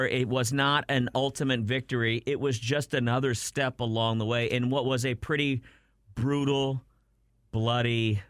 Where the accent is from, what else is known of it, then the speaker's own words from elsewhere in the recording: Brownsville, Texas, United States; Yeah, and I grew up down in Brownsville, Texas, and in Harlingen, there's a recreation of the statue of the Iwo Jima.